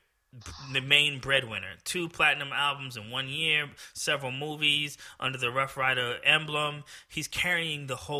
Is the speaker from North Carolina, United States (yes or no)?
no; New Jersey, United States; I'm from Jersey.